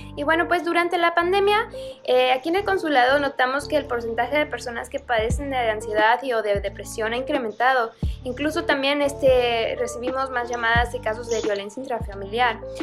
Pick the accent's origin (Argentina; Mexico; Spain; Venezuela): Mexico; now in Vancouver, Canada; nosotros como mexicanos estamos acostumbrados a otro tipo de clima